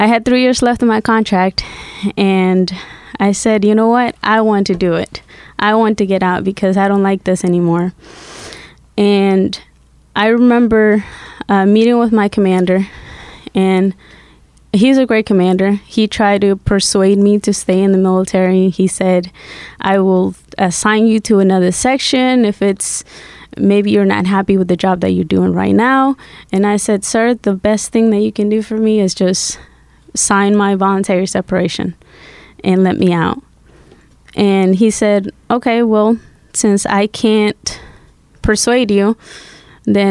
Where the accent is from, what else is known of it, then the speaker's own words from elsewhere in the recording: Guatemala; English is a second language; also born or lived in Massachusetts; now in United States; I grew up in Guatemala, and in 2000, I came to the U.S. through political asylum.